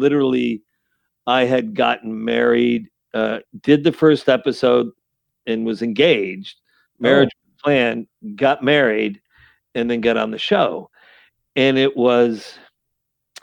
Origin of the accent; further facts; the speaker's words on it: Saratoga Springs, New York, United States; growing up in Saratoga Springs, New York.